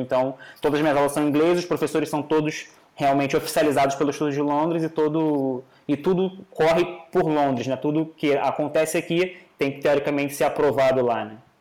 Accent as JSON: {"language": "Portuguese", "region": "Rio de Janeiro", "country": "Brazil", "tie": "born or raised there", "moved": "as an adult", "lives_now": "Lisbon, Portugal", "said": "Eu estou atualmente moro em Lisboa, sou natural do Rio de Janeiro, mas vim para Lisboa para poder estudar"}